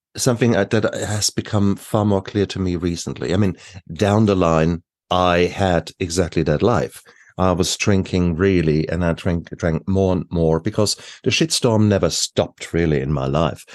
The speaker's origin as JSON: {"language": "English", "country": "Germany", "moved": "yes", "said": "I come from Germany."}